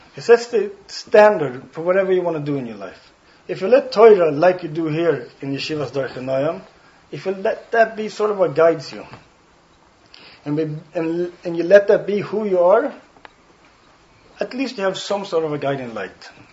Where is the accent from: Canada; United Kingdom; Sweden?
Sweden; first language Swedish; English is a second language; now in Stockholm, Sweden; my native language is Swedish. If you didn't catch it, I have an accent.